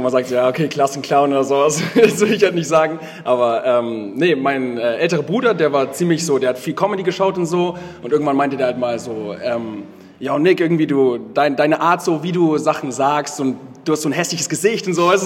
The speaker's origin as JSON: {"language": "German", "town": "Augsburg", "region": "Bavaria", "country": "Germany", "said": "ich komme aus Augsburg, äh, ich bin 24 Jahre alt"}